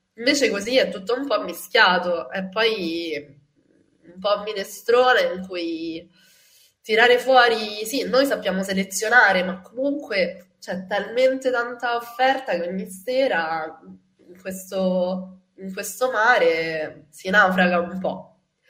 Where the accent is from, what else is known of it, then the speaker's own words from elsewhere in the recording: Rome, Lazio, Italy; sono cresciuta a Ostia, nella periferia di Roma